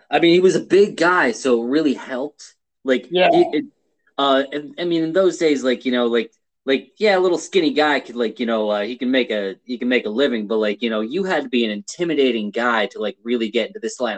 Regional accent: Pottsville, Pennsylvania, United States; I was born in Pottsville.

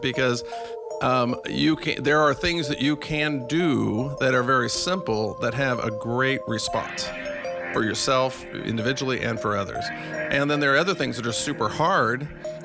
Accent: Mesa, Arizona, United States; I grew up here in Mesa

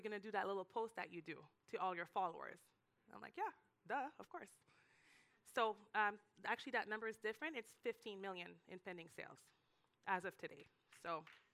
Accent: Canada; moved away as an adult; now in Miami, United States; I'm Canadian

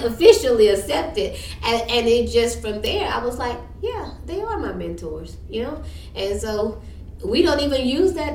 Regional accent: Minden, Louisiana, United States; now in Shreveport, United States; I'm from Minden

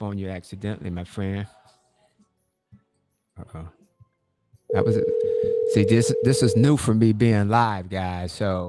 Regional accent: Michigan, United States; moved away as an adult; also born or lived in Ann Arbor, Michigan; now in Atlanta, United States; we grew up in Michigan, and, you know, we had snow all the time, man.

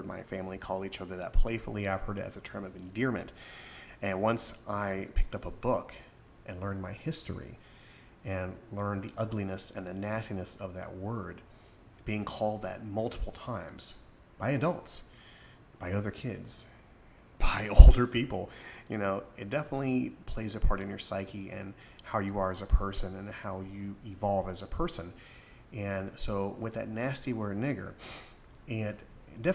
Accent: Florida, United States; I grew up in Florida, in a certain particular part of Florida

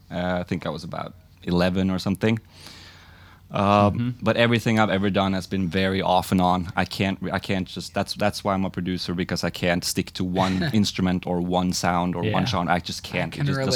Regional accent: Norway; now in Oslo, Norway; From a really small suburban place in Norway, kind of just outside of the capital of Oslo. But I live in Oslo now.

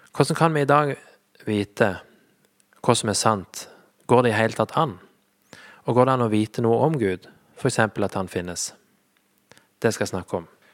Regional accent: Flekkefjord, Agder, Norway; moved away as an adult; also born or lived in Sandnes; jeg er født og oppvokst i Flekkefjord

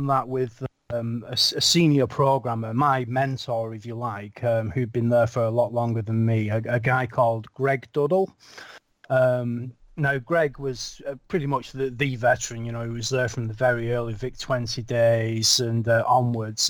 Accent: Lancashire, North West England, United Kingdom; also born or lived in Yorkshire; I moved from Lancashire, which is where I live, or where I'm from

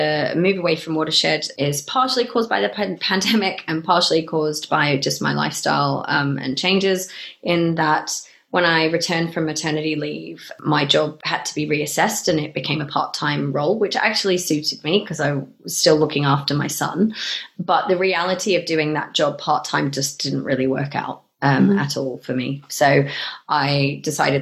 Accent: Australia; moved away as an adult; also born or lived in Melbourne, Australia / England; now in Bristol, United Kingdom; having grown up in Australia and being partially Australian

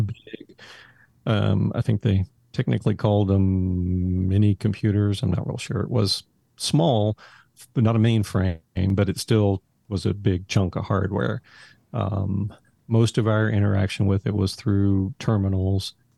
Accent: Haltom City, Texas, United States; grew up in Haltom City, which is a little suburb of Fort Worth

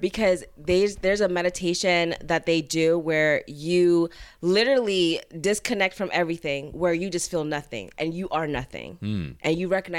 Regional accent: Florida, United States; But the south, like South Florida.

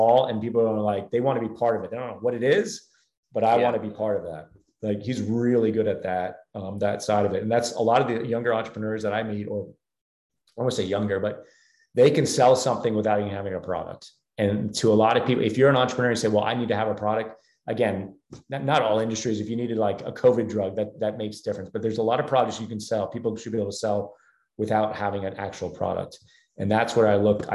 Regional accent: New Jersey, United States; now in Charlotte, United States; where I grew up in New Jersey

